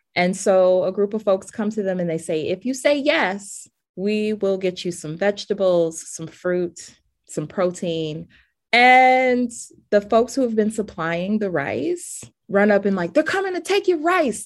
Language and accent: English; Cleveland, Ohio, United States; moved away; a person born and raised in Cleveland